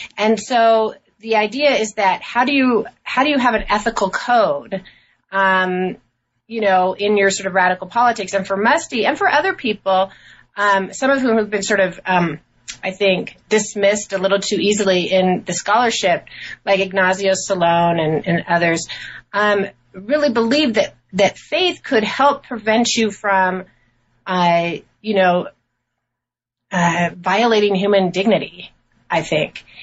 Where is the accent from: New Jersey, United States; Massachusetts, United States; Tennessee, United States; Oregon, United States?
Oregon, United States; Portland; also born or lived in New York City; I was born in New York City uh, and grew up in Portland, Oregon